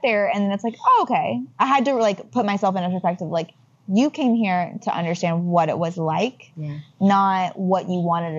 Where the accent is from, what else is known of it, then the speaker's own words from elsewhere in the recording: Nashville, Tennessee, United States; moved away as an adult; now in Los Angeles, United States; growing up in Nashville, Tennessee